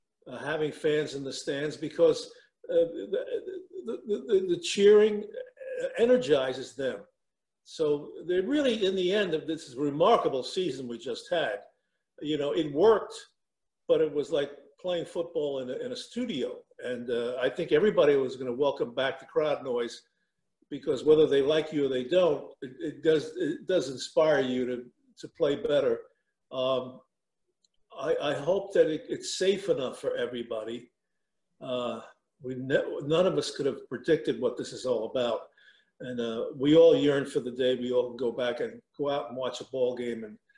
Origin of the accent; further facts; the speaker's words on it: New York City, New York, United States; growing up in Brooklyn, I went to St. John's Prep